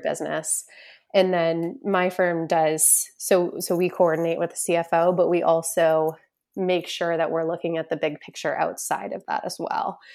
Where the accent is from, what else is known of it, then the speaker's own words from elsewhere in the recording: Boston, Massachusetts, United States; I'm originally from the Boston, Massachusetts area, northeastern part of the United States